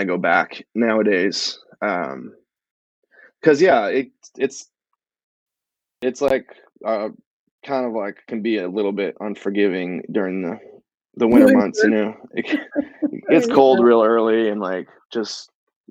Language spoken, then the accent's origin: English; Midcoast Maine, United States; moved away as an adult; also born or lived in New York; I grew up in Maine